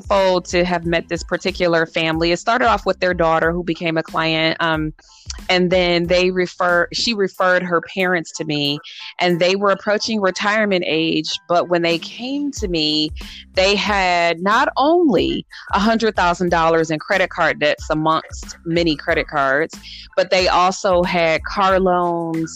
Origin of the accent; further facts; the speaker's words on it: Southfield, Michigan, United States; moved away as an adult; now in Arizona, United States; I grew up in Michigan, a suburb right outside Detroit, Southfield